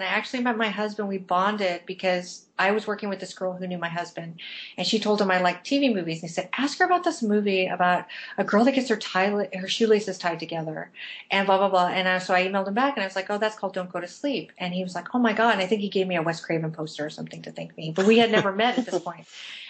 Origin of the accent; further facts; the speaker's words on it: London, United Kingdom; I am from London in the southern part of England, and I've never lived in Liverpool.